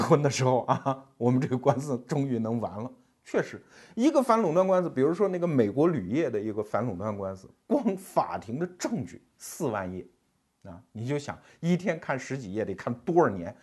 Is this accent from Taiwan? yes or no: no; China; 我们中国人